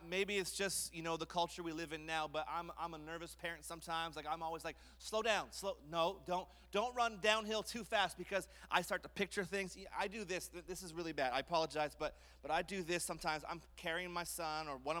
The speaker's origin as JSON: {"language": "English", "town": "Montreal", "region": "Quebec", "country": "Canada", "tie": "born or raised there", "said": "I grew up in Montreal"}